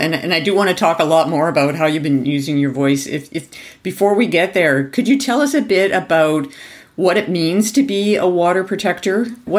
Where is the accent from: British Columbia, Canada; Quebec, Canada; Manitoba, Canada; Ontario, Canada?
Ontario, Canada; I grew up in Ontario